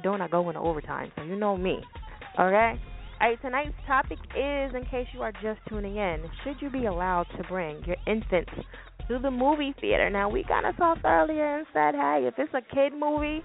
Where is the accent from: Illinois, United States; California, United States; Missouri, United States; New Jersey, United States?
New Jersey, United States; now in Philadelphia, United States; I'm from Jersey, in case y'all do not know. I live in Philly, but I'm from Jersey